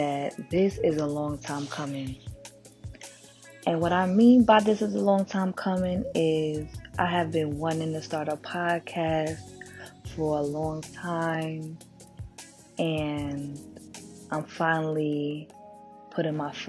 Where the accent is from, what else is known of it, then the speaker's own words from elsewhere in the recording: New York City, New York, United States; I'm born and raised in Brooklyn.